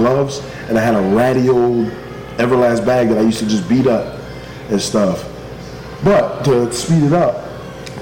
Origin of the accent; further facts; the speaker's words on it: East Orange, New Jersey, United States; moved away; also born or lived in Florida; I'm from East Orange, New Jersey.